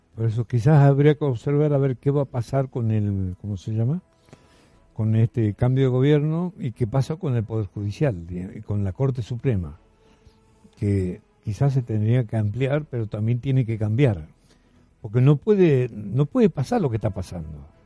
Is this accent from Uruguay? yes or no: no; Argentina; como argentino.